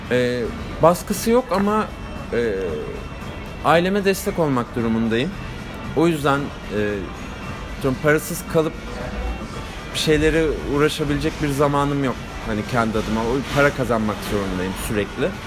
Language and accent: Turkish; Gebze, Kocaeli, Turkey; also born or lived in Kartal, Istanbul; ben Gebze, Gebzeliyim. Ee, ailem Gebze'de. 91 doğumluyum. Kartal'da doğdum İstanbul'da. Ee, lisemi falan Gebze'de okudum.